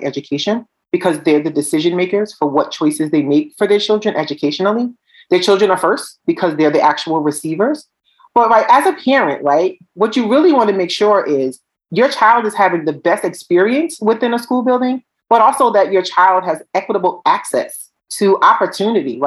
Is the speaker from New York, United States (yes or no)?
no; Newark, New Jersey, United States; I'm from Newark, New Jersey